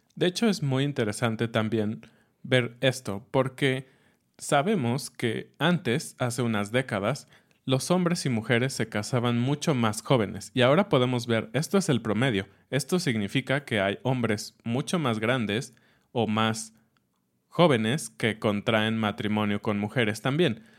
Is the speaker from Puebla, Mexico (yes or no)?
no; Mexico City, Mexico; cuando era niño en Ciudad de México